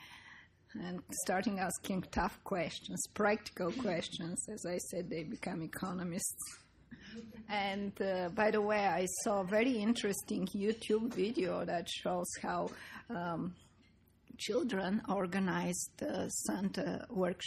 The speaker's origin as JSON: {"language": "English", "country": "Bulgaria", "moved": "yes", "said": "I come from Bulgaria, which was a communist country"}